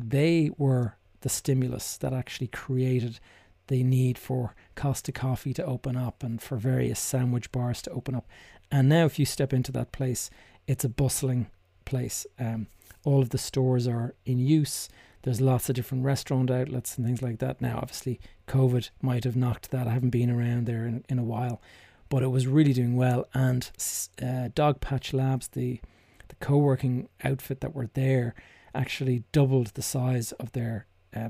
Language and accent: English; Dublin, Leinster, Ireland; my hometown here in Dublin